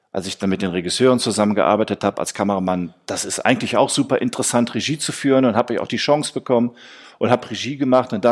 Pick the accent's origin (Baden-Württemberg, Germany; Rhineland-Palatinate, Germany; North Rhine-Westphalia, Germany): North Rhine-Westphalia, Germany; Essen; now in Cologne, Germany; Ähm, ich bin nach Köln gekommen, weil Köln damals eine, ich komme aus Essen, muss ich sagen.